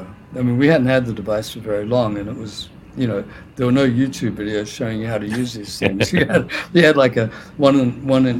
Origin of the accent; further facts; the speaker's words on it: New Zealand; moved away; also born or lived in England / Sydney, Australia / London; I was born in England, but I grew up in New Zealand